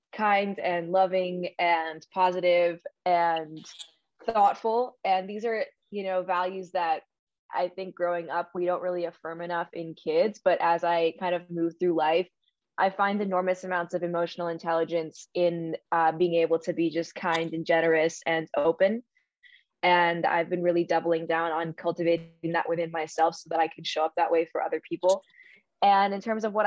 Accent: New York City, New York, United States; I grew up in New York City. I had two fairly traditional Indian parents

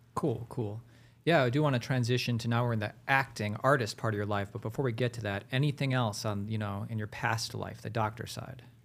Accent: Ohio, United States; also born or lived in Hollywood; now in Los Angeles, United States; I'm from Ohio

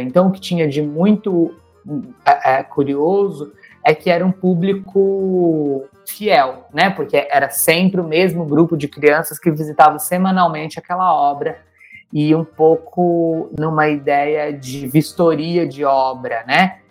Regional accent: interior of Minas Gerais, Brazil; fiz muitos anos de teatro num, num grupo, em alguns grupos, escolas de teatro é, no interior de Minas Gerais, onde eu nasci

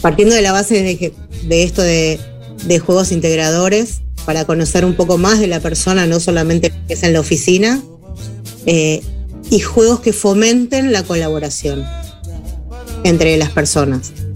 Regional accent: Buenos Aires, Argentina; moved away as an adult; now in Uruguay; yo vivía en Buenos Aires, soy argentina

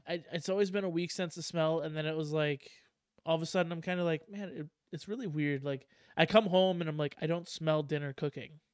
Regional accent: Wisconsin, United States; I'm from Wisconsin

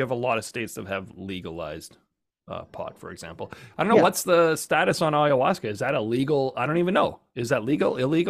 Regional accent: Canada; I'm Canadian.

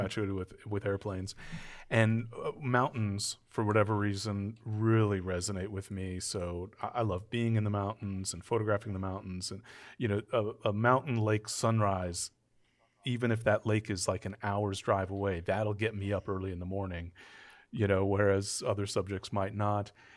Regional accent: Southern California, United States; I grew up in Southern California

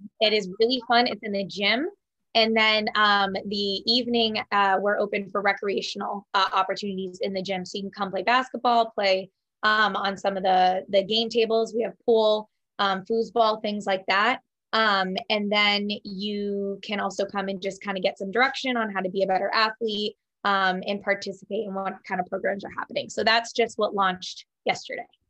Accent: New Hampshire, United States; also born or lived in Fremont, New Hampshire; I'm from New Hampshire. Um, I grew up in New Hampshire.

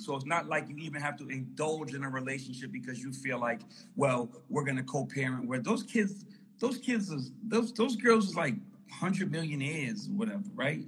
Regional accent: New York City, New York, United States; I'm from Harlem, New York

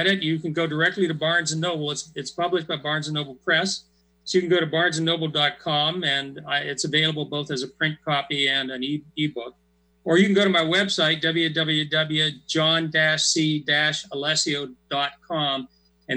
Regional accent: Pennsylvania, United States; moved away as an adult; also born or lived in Minnesota; now in Steilacoom, United States; I grew up in Pennsylvania

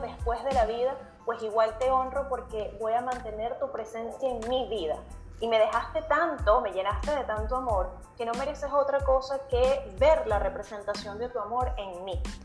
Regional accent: Venezuela; moved away as an adult; now in Chile; yo soy venezolana, aunque vivo en Chile desde hace seis años

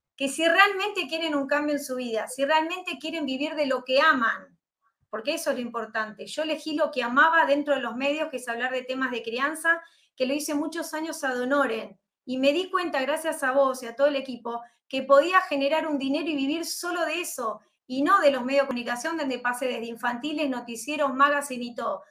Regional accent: Argentina; soy argentina, como bien decías, nací aquí en este país

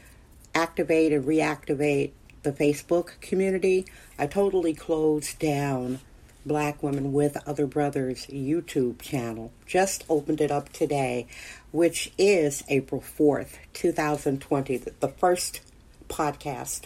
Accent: Milwaukee, Wisconsin, United States; now in San Francisco, United States; I was raised in Milwaukee.

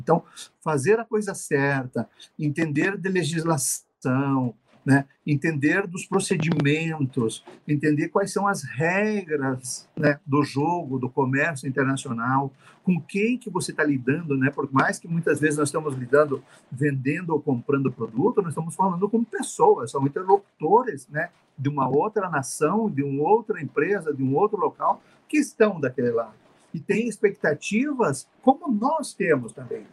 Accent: Brazil; nós somos brasileiros, eu sou brasileiro

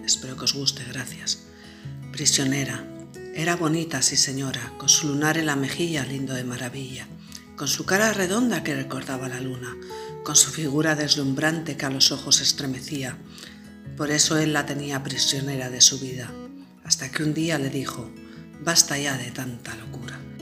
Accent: Spain; soy española

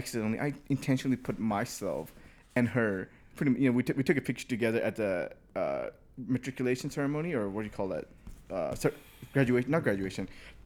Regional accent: United States; I grew up here in the United States, you know, high school, freshman year, all the way through.

